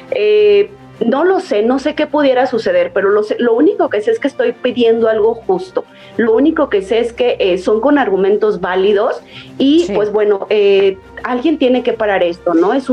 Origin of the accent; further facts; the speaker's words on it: Guanajuato, Mexico; al menos aún no aquí en mi estado. Yo soy de Guanajuato